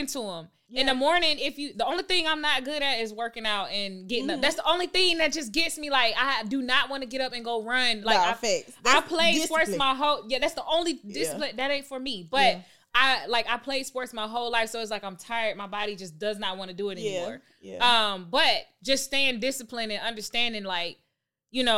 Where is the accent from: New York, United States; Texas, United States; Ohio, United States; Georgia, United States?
Georgia, United States; Stone Mountain; I'm a real native from Atlanta. Yeah, so I was born and raised, like, I'm east side. Like, I'm from Stone Mountain